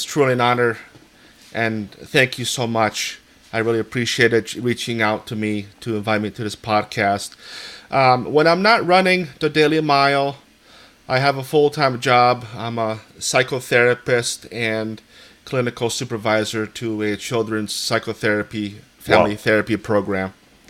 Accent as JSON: {"language": "English", "town": "Easthampton", "region": "Massachusetts", "country": "United States", "said": "As you said … I'm from East Hampton, Massachusetts."}